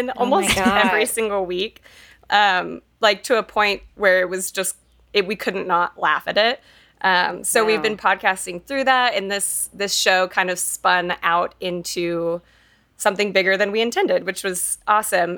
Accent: Fort Worth, Texas, United States; now in Denver, United States; Monica and I grew up in Texas in Fort Worth.

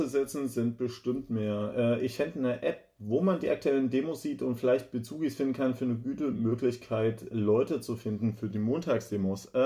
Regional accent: East Germany, Germany; born there; Ehrlich, ich mache mir ein T-Shirt als geborener Ostdeutscher, wo drauf steht, Ostdeutsche mich nicht voll.

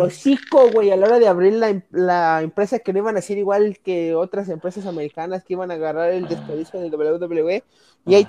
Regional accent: Mexico; somos mexicanos

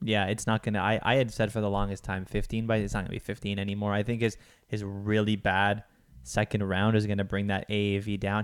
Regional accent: Toronto, Ontario, Canada; I'm from Toronto.

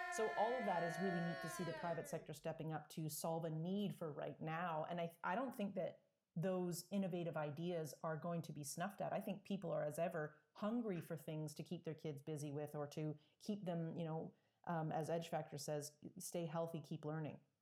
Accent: Toronto, Ontario, Canada; I was kind of from the Toronto area

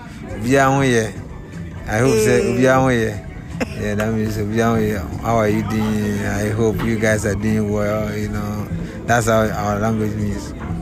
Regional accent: Ghana; English is a second language; We are using American money more than our Ghana currency in Ghana here.

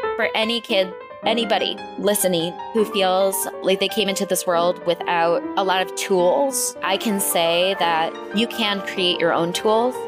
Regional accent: Rochester, New York, United States; moved away as an adult; also born or lived in Syracuse, New York; I come from upstate New York. That's where I was born and raised

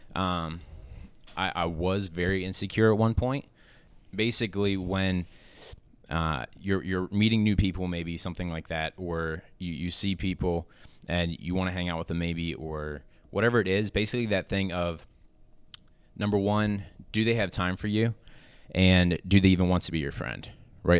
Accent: Lancaster, Pennsylvania, United States; I'm from Lancaster, Pennsylvania

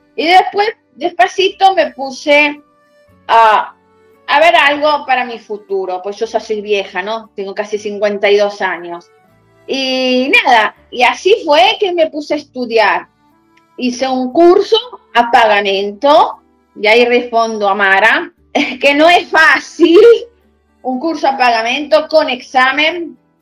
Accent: Argentina; moved away as an adult; now in Italy; un ítalo argentino como yo

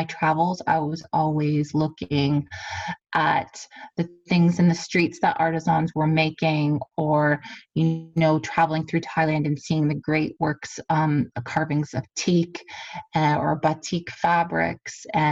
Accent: Kingsville, Ontario, Canada; I grew up on a family farm growing up in Kingsville in the Leamington area

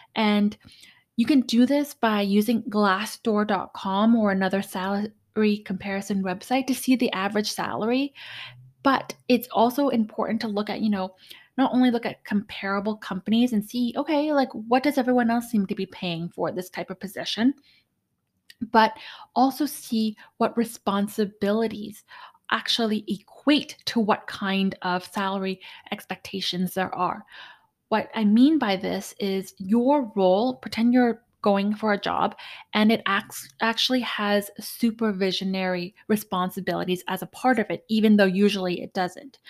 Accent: Canada; I'm Canadian

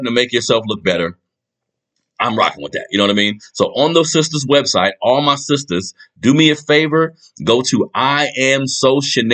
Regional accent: United States; We are American

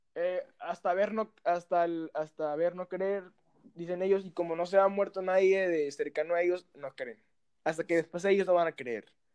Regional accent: Mexicali, Baja California, Mexico; Somos originarios de Mexicali, Baja California.

